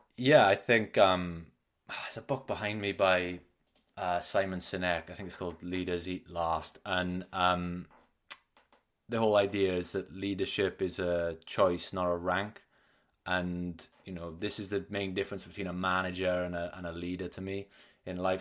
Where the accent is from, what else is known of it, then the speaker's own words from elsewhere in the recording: Wales, United Kingdom; I like to identify as Welsh rather than British.